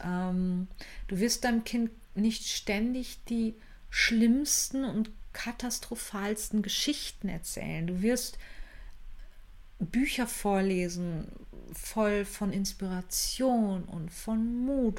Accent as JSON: {"language": "German", "country": "Germany", "said": "als Deutsche"}